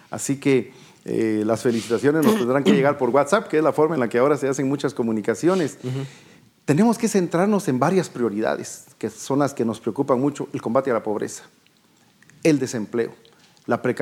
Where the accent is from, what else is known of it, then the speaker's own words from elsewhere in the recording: Guatemala; no nos dieron las soluciones a los grandes problemas que tenemos como guatemaltecos